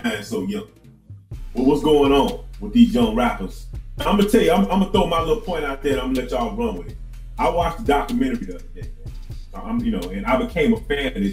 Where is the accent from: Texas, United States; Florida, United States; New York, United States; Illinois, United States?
Florida, United States; I'm from Florida